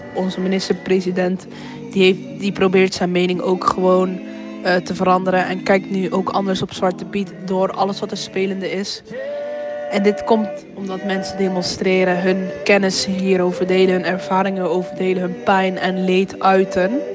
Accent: Eindhoven, North Brabant, Netherlands; ik ben 19 jaar, ik kom uit Eindhoven

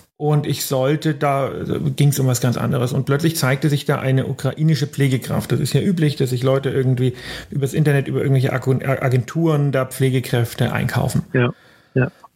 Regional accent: Germany; bei uns in Deutschland

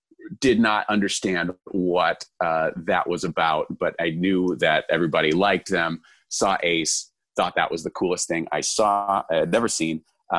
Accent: Lombard, Illinois, United States; I am from Lombard, Illinois. I moved around a bunch, but that was probably where I lived the longest.

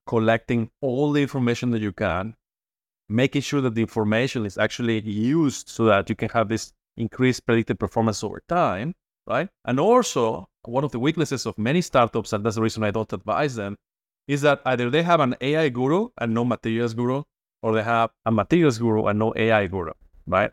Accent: Mexico; moved away as an adult; also born or lived in Boston / Berkeley; now in Toronto, Canada; I hail from Mexico

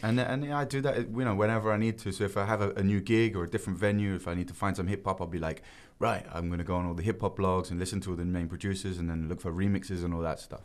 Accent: England, United Kingdom; now in Korea; I'm still English

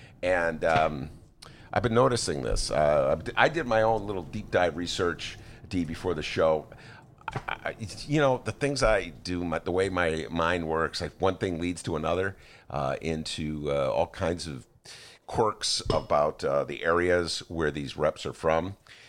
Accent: Gary, Indiana, United States; I grew up in Gary.

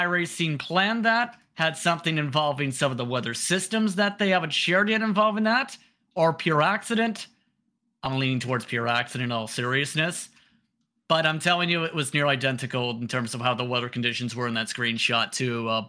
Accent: Windsor, Ontario, Canada; Because, for full disclosure, I'm from Windsor, Detroit area.

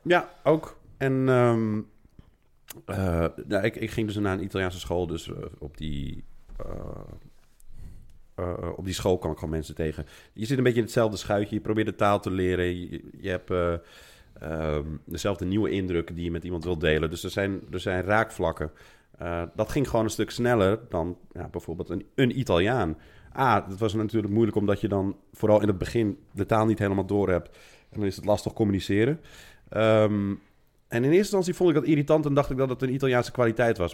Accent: Netherlands; moved away as an adult; now in Rome, Italy; Ik kom uit Nederland, en mijn ouders komen uit Marokko

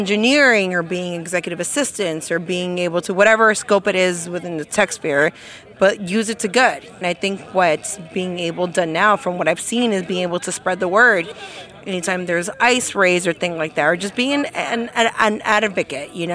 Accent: San Francisco, California, United States; I'm born and bred in San Francisco

